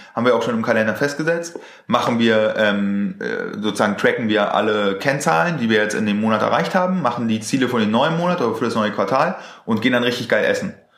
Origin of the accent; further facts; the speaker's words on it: Germany; so sind wir einfach aufgewachsen hier in Deutschland.